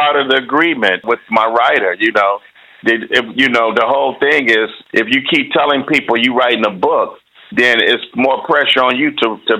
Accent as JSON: {"language": "English", "town": "Detroit", "region": "Michigan", "country": "United States", "tie": "born or raised there", "said": "growing up in Motown in Detroit, Motor City"}